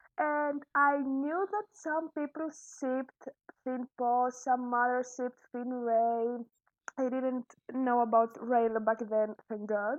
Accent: Greece; English is a second language; I'm from Greece. I live in Greece.

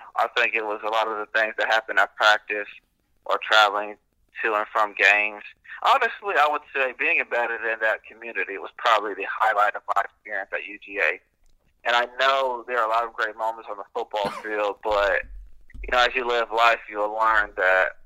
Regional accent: Valdosta, Georgia, United States; I grew up in Valdosta, Georgia, single-parent household

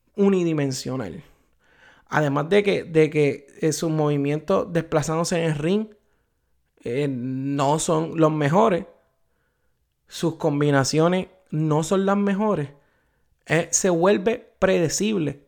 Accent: Puerto Rico; como puertorriqueño, como boricua

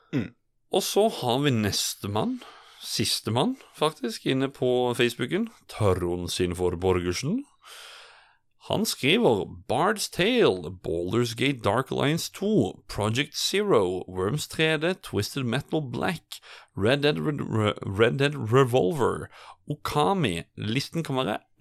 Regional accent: Sørlandet, Norway; jeg er jo en sørlending.

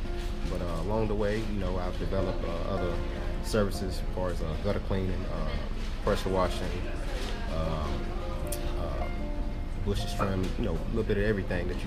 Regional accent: Durham, North Carolina, United States; I'm from Durham, North Carolina

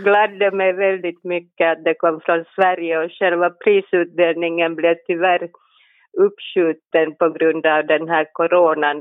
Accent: Helsinki, Uusimaa, Finland; Jag är en barfota helsingforsare

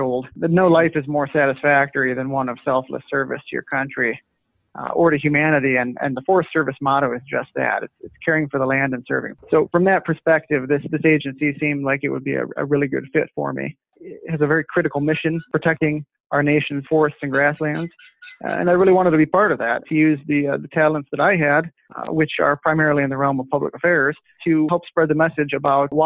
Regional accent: Lansing, Michigan, United States; also born or lived in Washington, D.C. / Cadillac, Michigan; I grew up in Lansing, actually

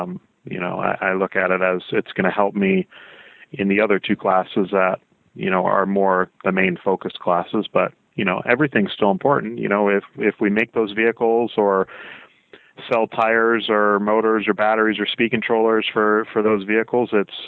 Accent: Michigan, United States; also born or lived in South Carolina; I grew up in Michigan and South Carolina.

